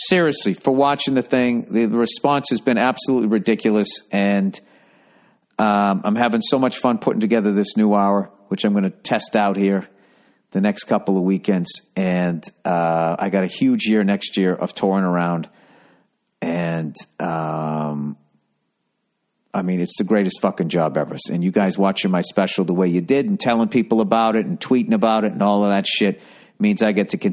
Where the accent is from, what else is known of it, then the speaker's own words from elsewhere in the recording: United States; I'm from the United States. I'm American.